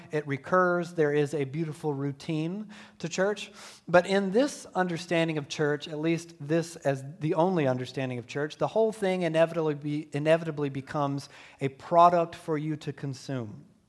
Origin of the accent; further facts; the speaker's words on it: Deep South, United States; growing up in the Deep South, in a Southern Baptist church